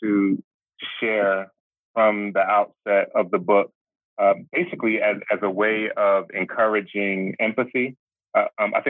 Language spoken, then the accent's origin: English; Philadelphia, Pennsylvania, United States; born and raised in Philly